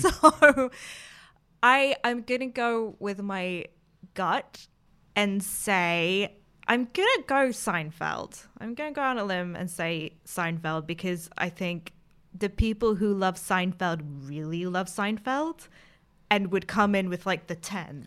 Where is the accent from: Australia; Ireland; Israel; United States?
United States; accent: American; now in United Kingdom; as people may be able to tell from my accent, I am American